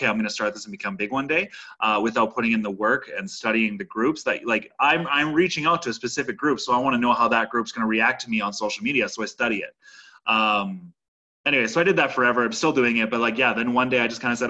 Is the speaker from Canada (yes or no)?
yes; Saskatoon, Saskatchewan, Canada; moved away as an adult; I grew up in Saskatoon, Saskatchewan, and worked in the industry there for my whole life before I moved to where I am now doing what I'm doing